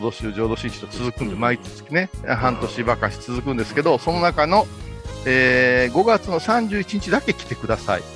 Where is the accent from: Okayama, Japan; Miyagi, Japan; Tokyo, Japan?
Okayama, Japan; Kurashiki; 私たち倉敷の人